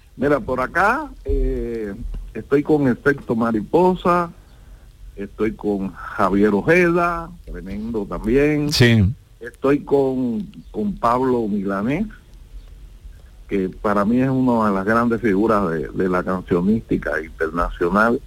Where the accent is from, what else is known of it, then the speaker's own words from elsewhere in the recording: Cuba; also born or lived in Florida, United States; now in Benalmádena, Spain; yo soy isleño, yo soy cubano